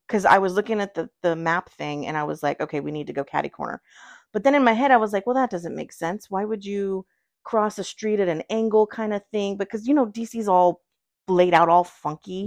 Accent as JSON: {"language": "English", "region": "Virginia", "country": "United States"}